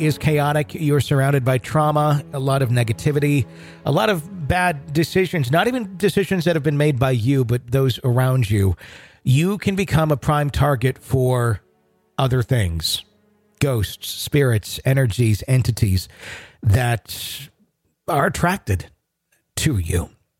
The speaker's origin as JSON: {"language": "English", "region": "Arkansas", "country": "United States", "tie": "born or raised there", "moved": "as an adult", "lives_now": "North Carolina, United States", "said": "We moved from my home state of Arkansas to North Carolina at the very end of 2013."}